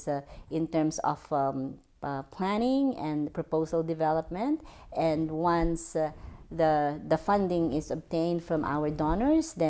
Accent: Philippines; moved away as an adult; also born or lived in Sudan / Somalia; now in Canada; I'm originally from the Philippines, but I married a Canadian, that's why I'm here in Canada.

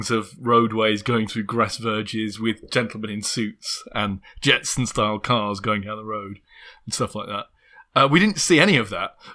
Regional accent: Little Hulton, North West England, United Kingdom; I'm not sure by the time I was growing up in Little Hulton there was any evidence

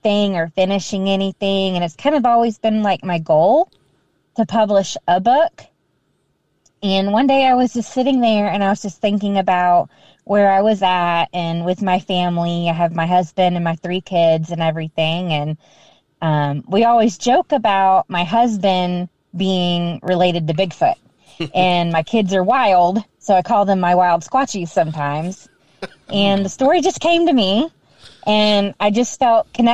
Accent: Georgia, United States; we're from Georgia

